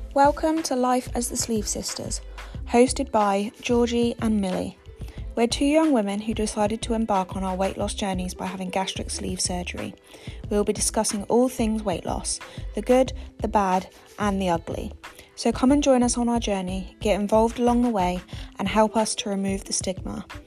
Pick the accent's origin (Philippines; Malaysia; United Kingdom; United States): United Kingdom; Southampton, South East England; I'm 27 and I'm from Southampton.